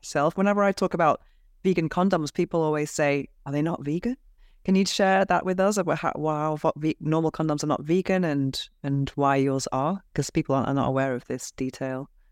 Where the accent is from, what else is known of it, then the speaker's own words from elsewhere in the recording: England, United Kingdom; accent: English; moved away as an adult; now in Spain; my English accent